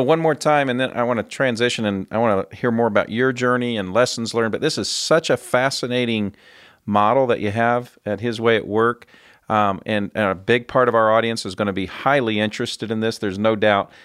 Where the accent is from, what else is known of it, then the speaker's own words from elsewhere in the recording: central Indiana, United States; I'm a Midwest boy. I grew up on a farm in central Indiana